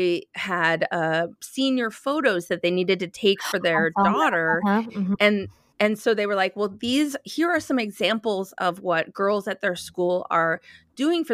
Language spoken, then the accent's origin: English; Midwest, United States; I grew up in the Midwest